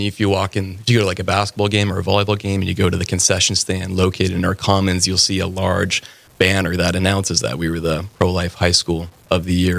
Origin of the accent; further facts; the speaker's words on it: Fargo, North Dakota, United States; also born or lived in Bismarck, North Dakota / Denver, Colorado; I was born and raised in Fargo, and I actually graduated from Shanley High School back in 2014